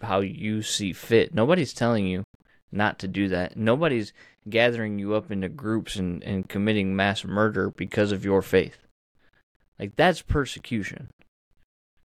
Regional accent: United States; As Americans, and as American Christians

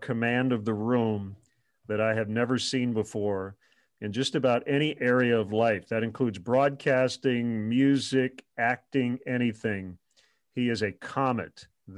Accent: Michigan, United States; He was from Coleman, Michigan, not too far from my hometown.

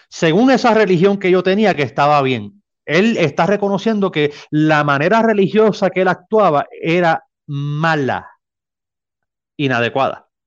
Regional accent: Mexico; Para mí eh, es, un honor compartir con gente de mi tierra. Aquí estoy rodeado de mexicanos.

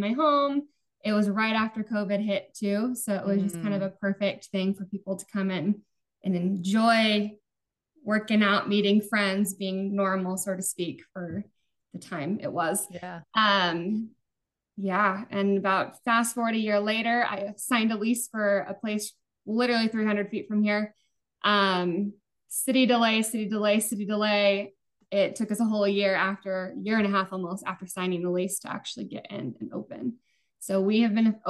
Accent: Utah, United States; moved away as an adult; now in Arizona, United States; I grew up mostly in Utah.

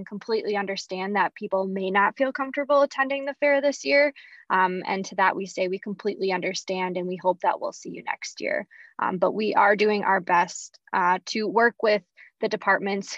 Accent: St. Cloud, Minnesota, United States; I am a Minnesota native. I grew up in St. Cloud, Minnesota, Apollo grad, and we grew up coming to the fair

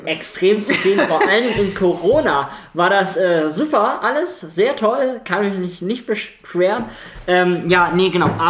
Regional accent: Hamburg, Germany; Ich komme eigentlich aus Hamburg ähm, und...

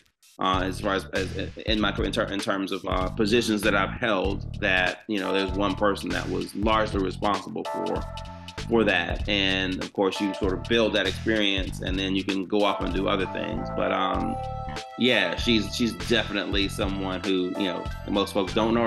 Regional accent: Georgia, United States; my home state

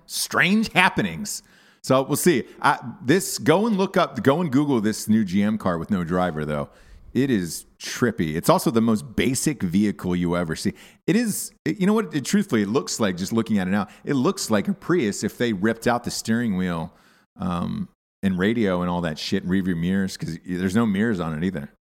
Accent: the South, United States; moved away; I'm from the South

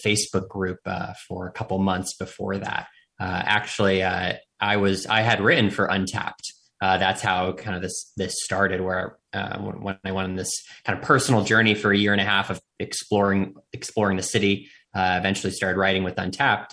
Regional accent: Bedminster, New Jersey, United States; moved away as an adult; also born or lived in Washington, D.C.; now in New York, United States; I'm also a New Jerseyan from a small town called Bedminster, New Jersey, in Somerset County of New Jersey. So I lived there through high school

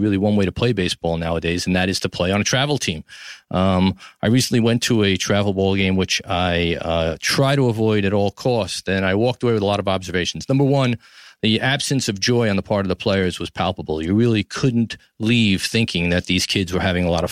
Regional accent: New York City, New York, United States; from Tribeca, New York City, my hometown, the greatest city in the world

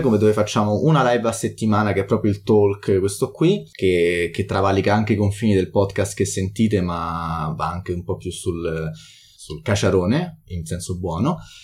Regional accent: Italy; siamo italiani

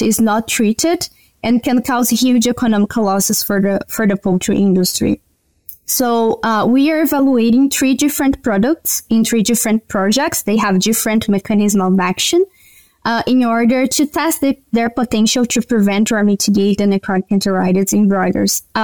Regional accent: Brazil; moved away as an adult; also born or lived in Paraná, Brazil / Alberta, Canada; now in Canada; I'm from Brazil, and I did my undergrad

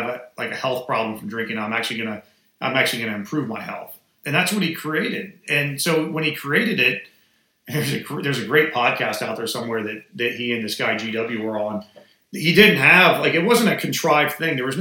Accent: Atlanta, Georgia, United States; also born or lived in Washington, D.C.; I just relocated back to Atlanta, which was my hometown

